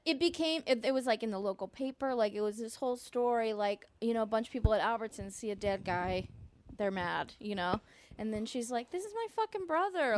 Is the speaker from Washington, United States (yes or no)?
no; East Bay, California, United States; growing up, you know, I'm from a extremely diverse place. I'm from the East Bay.